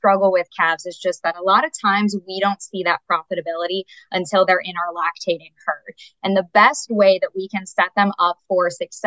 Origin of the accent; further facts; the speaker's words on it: Berks County, Pennsylvania, United States; moved away as an adult; also born or lived in South Carolina / Indiana; I grew up in Berks County, Pennsylvania.